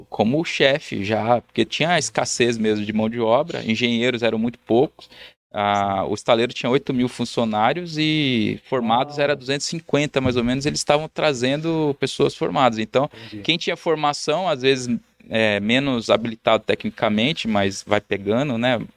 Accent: Bandeirantes, Paraná, Brazil; born there; also born or lived in Rio Grande do Sul / Rio de Janeiro; Que é eu sou nascido lá em Bandeirantes, uma cidade do Paraná, ninguém conhece. 36 mil habitantes e de lá já mudei muitas vezes, cara.

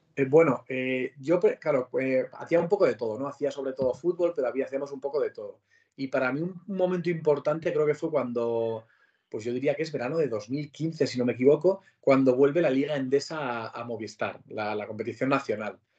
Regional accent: Pamplona, Navarre, Spain; moved away as an adult; now in Madrid, Spain; soy de Pamplona, yo nací en Pamplona y me he criado allí toda la vida

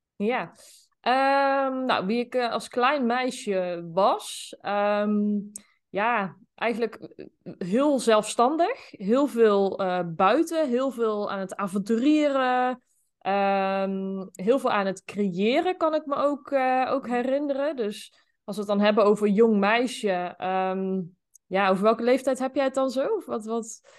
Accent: Zeeland, North Brabant, Netherlands; Ik ben ehm, opgegroeid in een eh, klein dorp, Zeeland. Dat, eh, dat ligt in eh, Noord-Brabant.

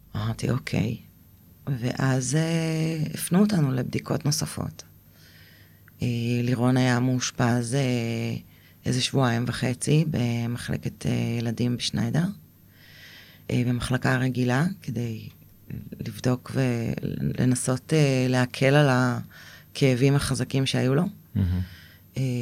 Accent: Israel; moved away as an adult; also born or lived in Eilat; עזבתי את הקיבוץ, אה, ונסעתי לאילת

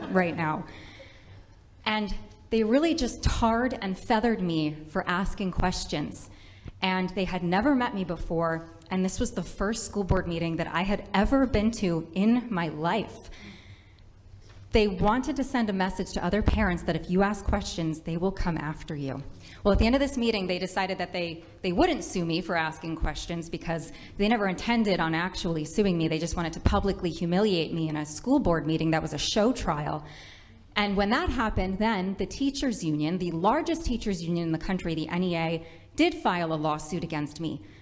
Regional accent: Rhode Island, United States; I am a mother from Rhode Island

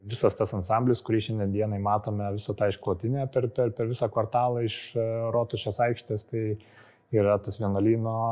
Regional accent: Kaunas, Kaunas County, Lithuania; kaip tikri kauniečiai norėjosi išlaikyti tą tradiciją

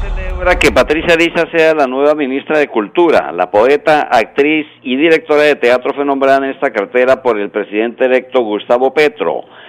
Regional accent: Pamplona, Norte de Santander, Colombia; la ciudad de Pamplona, tierra que me dio nacer, ¿no? Mi pueblito, mi terruño, Pamplona, norte de Santander

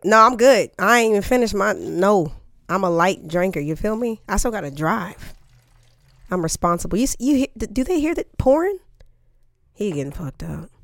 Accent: Topeka, Kansas, United States; moved away; I'm from Topeka, Kansas. Yes, good old Topeka

